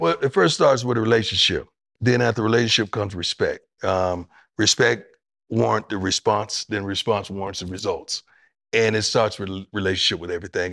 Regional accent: Florida, United States; moved away as an adult; now in Texas, United States; I grew up in Florida and live in Texas

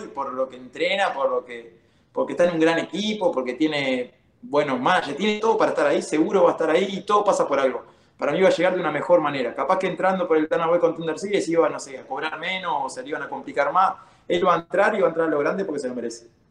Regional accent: Uruguay; moved away as an adult; also born or lived in Kansas City / California; now in United States; Yo vengo de Uruguay

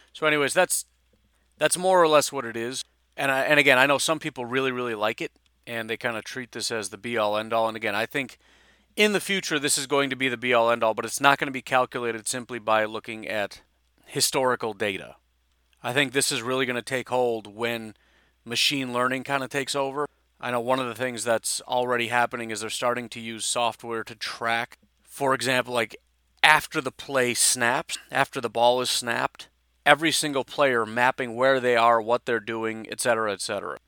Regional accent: Illinois, United States; I grew up in Illinois

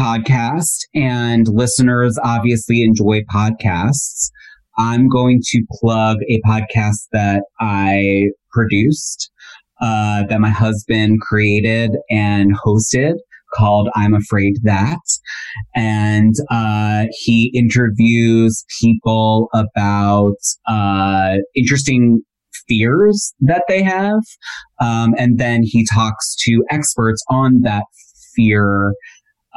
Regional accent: Philadelphia, Pennsylvania, United States; in my neighborhood that I grew up in Philadelphia

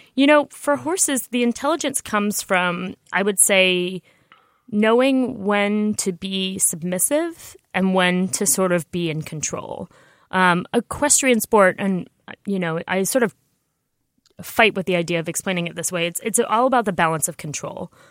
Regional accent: New York, United States; I grew up in New York where I didn't know how to drive a car until I was thirty years old

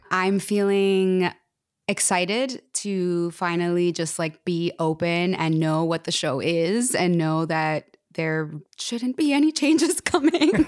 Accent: Jersey City, New Jersey, United States; I was born in Jersey City, New Jersey, and I started dancing when I was four years old

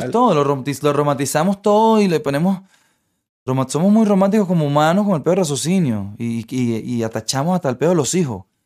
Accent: Venezuela; moved away; vengo de Venezuela

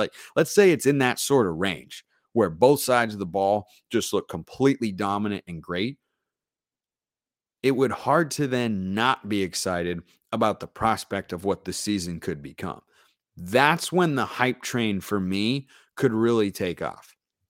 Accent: United Kingdom; now in Canada; you thought it unusual to be a committed Canadian Duck fan. Well, it gets more out there, as I'm also a British expat and former college football player and coach also.

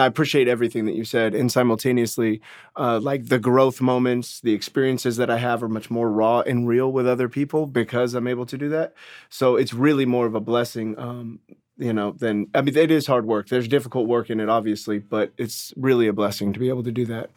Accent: Orange County, California, United States; I grew up in Orange County, California

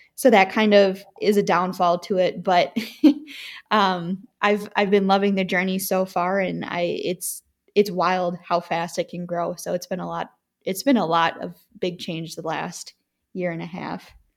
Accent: Wisconsin, United States; growing up in Wisconsin

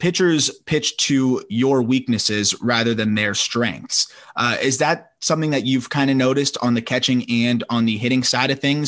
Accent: South Florida, United States; we grew up in South Florida together

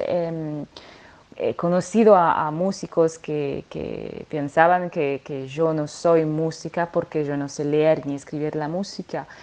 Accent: France; Spanish is a second language; moved away as an adult; now in Marseille, France; nació en Marsella, crecí en los Alpes franceses, pero ahora hace 15 años que vivo en Marsella

